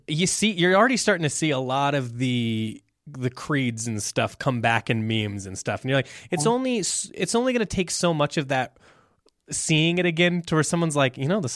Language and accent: English; Midwest, United States; And look, we're pro cottage cheese. We're from the Midwest. We have to like that.